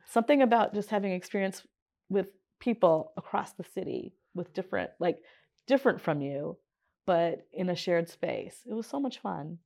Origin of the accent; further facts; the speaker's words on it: Detroit, Michigan, United States; I grew up in Northwest Detroit, more specifically Wisconsin and Thatcher